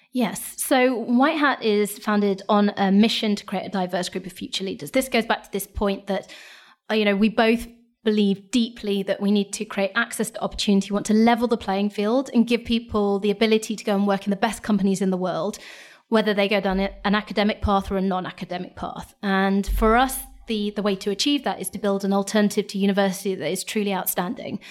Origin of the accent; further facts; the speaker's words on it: Lincolnshire, East Midlands, United Kingdom; I'm from Lincolnshire. I grew up in Lincolnshire, went to a state school